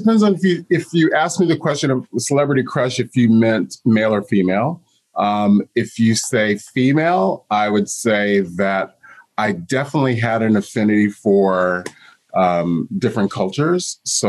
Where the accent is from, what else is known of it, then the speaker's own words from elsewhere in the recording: Texas, United States; also born or lived in Japan / Germany / Hawaii; now in New York City, United States; We traveled all over the globe from Japan, Germany, Hawaii, Texas. I say that I am a Texan because that was the longest place I lived until living in New York City for over 20 years.